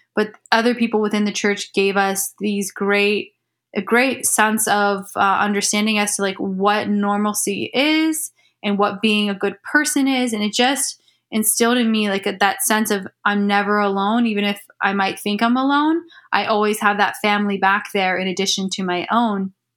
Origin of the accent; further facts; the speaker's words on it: Ohio, United States; I'm from Ohio. Mm-hmm. Um, born and raised